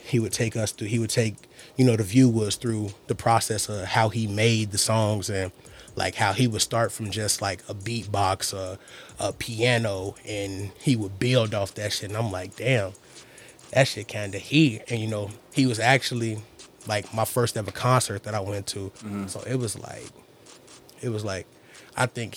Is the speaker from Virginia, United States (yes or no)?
no; Maywood, Illinois, United States; I grew up on 9th, you know, like, I grew up in Maywood. I'm very Maywood-oriented